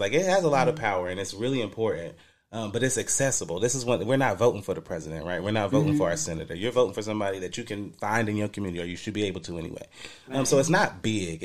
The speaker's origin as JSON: {"language": "English", "town": "Dayton", "region": "Ohio", "country": "United States", "tie": "born or raised there", "also_born_or_lived": "Trotwood, Ohio", "said": "so I'm from Trotwood, technically. I grew up in Townview."}